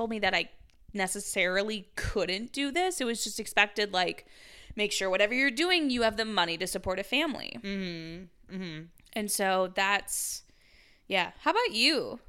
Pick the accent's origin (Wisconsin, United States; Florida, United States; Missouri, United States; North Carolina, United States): Wisconsin, United States; Or a sustainable living when I was growing up in Wisconsin.